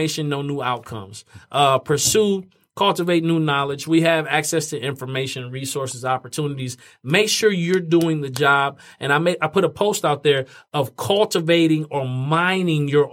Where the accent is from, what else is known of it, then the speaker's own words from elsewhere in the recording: Fort Wayne, Indiana, United States; moved away; my hometown, Fort Wayne, Indiana.